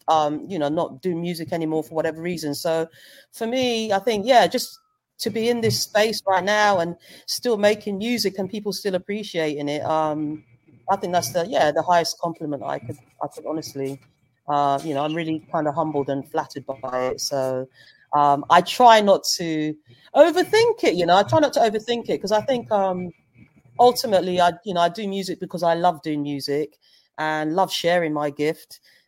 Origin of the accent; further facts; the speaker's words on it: Zambia; because I'm from Zambia, so that's where my folks are.